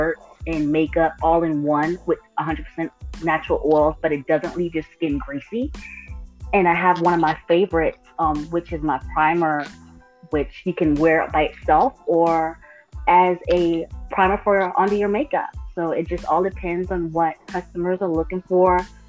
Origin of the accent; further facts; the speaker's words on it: U.S. Virgin Islands; now in Athens, United States; Originally, I'm from St. Thomas, Virgin Islands, but I currently reside in Georgia